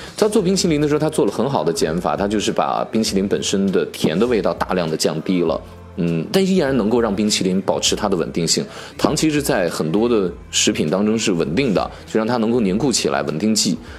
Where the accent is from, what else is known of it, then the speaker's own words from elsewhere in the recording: Northwest China, China; 自我们朴素的西北人的生活当中变成杏皮水，又充满了我们的童年